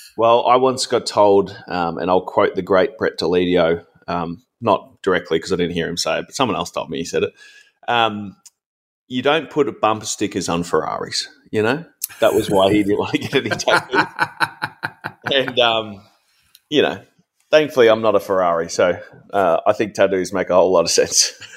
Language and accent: English; Ringwood, Victoria, Australia; I grew up in Ringwood